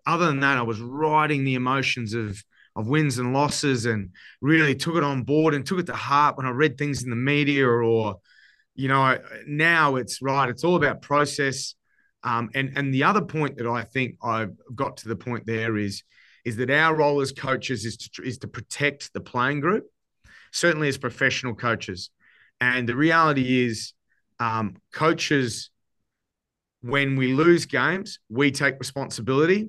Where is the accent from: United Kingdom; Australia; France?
Australia; Queensland; my home state